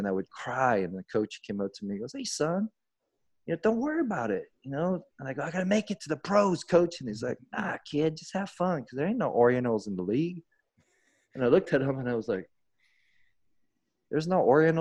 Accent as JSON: {"language": "English", "region": "Georgia", "country": "United States", "tie": "born or raised there", "said": "I grew up in Georgia, small town in Georgia"}